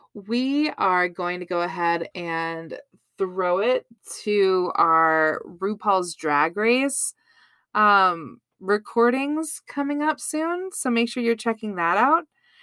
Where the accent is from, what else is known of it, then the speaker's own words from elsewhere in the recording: Boston, Massachusetts, United States; accent: Boston; Hey, I'm from Boston.